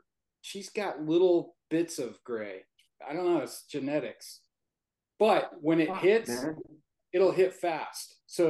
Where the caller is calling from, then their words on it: Peoria, Arizona, United States; Phoenix, Arizona. Actually, Peoria, Arizona, to be exact.